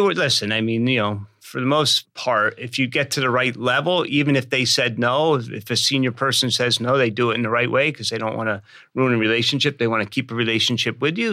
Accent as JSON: {"language": "English", "region": "Pennsylvania", "country": "United States", "said": "I'm from Pennsylvania."}